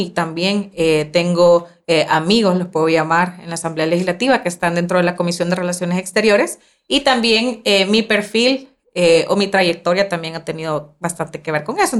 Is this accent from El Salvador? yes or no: yes; San Martín, San Salvador, El Salvador; yo soy de San Salvador. Yo, ajá, de San, Martín, San Salvador.